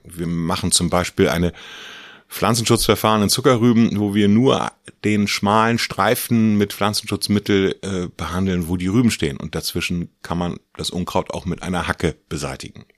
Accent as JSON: {"language": "German", "town": "Gnoien", "region": "Mecklenburg-Vorpommern", "country": "Germany", "said": "Ich komme aus Gneuen. Das ist eine kleine Stadt in Mecklenburg zwischen Rostock und der Demmin."}